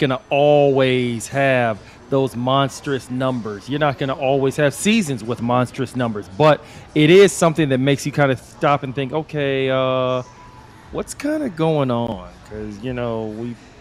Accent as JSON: {"language": "English", "region": "Texas", "country": "United States", "said": "I'm from Texas."}